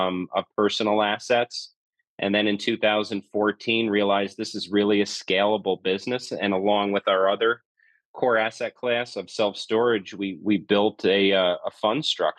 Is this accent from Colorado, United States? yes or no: no; New York, United States; moved away as an adult; now in Southern California, United States; I'm from New York, is where I'm born and raised, but moved out to SoCal back in 2002